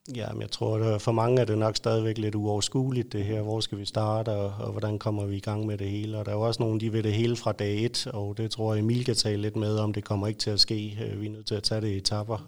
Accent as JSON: {"language": "Danish", "area": "Lolland", "region": "Zealand", "country": "Denmark", "tie": "born or raised there", "said": "født og opvokset på Lolland"}